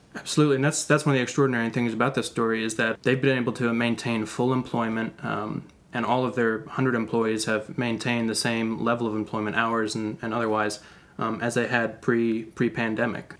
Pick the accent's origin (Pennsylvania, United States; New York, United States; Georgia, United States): Georgia, United States; Athens; Athens, Georgia, actually my hometown